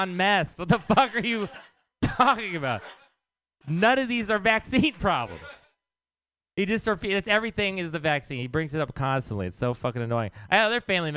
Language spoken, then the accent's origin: English; Texas, United States; now in San Francisco, United States; I am from Texas